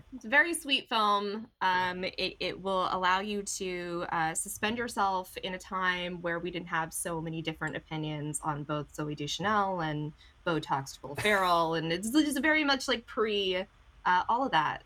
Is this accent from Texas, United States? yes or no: no; Orange County, California, United States; I grew up in Orange County, like we mentioned before. We don't have a lot of culture here